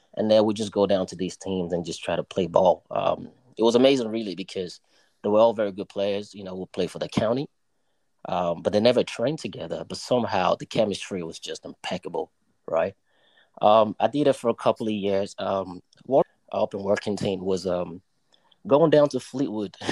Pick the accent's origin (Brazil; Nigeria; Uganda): Nigeria; also born or lived in New York, United States; now in United Kingdom; schooled in Nigeria, you know, in my early days.